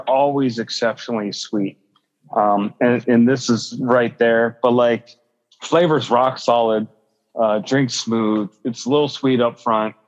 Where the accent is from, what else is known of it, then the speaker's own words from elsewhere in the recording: Midwest, United States; I'm Midwesterner